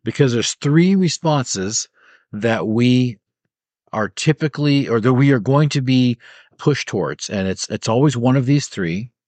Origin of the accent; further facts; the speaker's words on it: United States; as an American